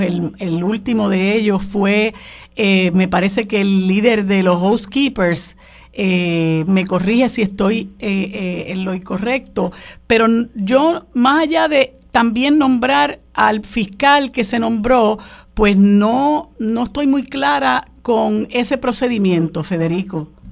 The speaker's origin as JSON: {"language": "Spanish", "country": "Puerto Rico", "said": "nosotros somos ciudadanos"}